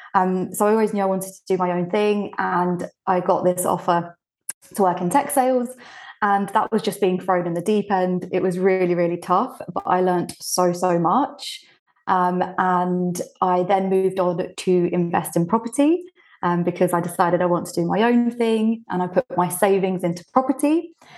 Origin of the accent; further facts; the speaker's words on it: United Kingdom; English is a second language; also born or lived in Bulgaria; I moved to the U K when I was six